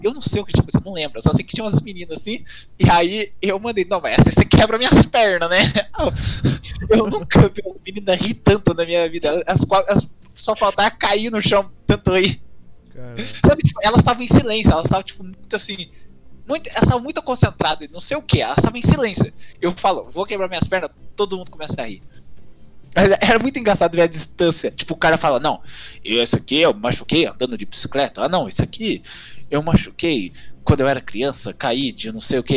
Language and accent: Portuguese; Minas Gerais, Brazil; accent: caipira; also born or lived in Campinas; eu sou aqui de Minas, perto lá de São Paulo, meu sotaque acaba